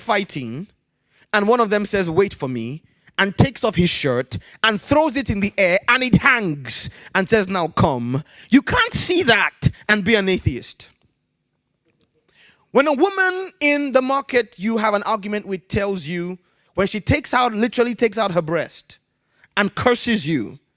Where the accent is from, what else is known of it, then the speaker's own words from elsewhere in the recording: Ibadan, Oyo, Nigeria; also born or lived in Ijebu Igbo, Nigeria; I was born in a city called Ibadan.